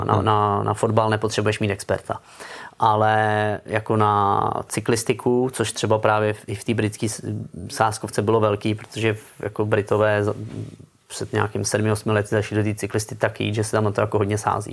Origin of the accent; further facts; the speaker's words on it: Czechia; moved away as an adult; also born or lived in Germany / Gibraltar; když jsem odcházel z Česka